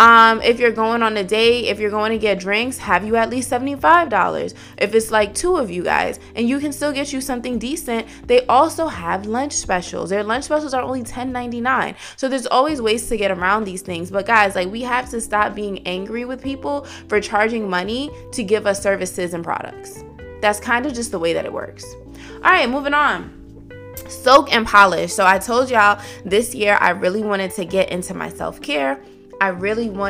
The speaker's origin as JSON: {"language": "English", "town": "New York City", "region": "New York", "country": "United States", "moved": "yes", "lives_now": "Atlanta, United States", "said": "I'm still from the Bronx"}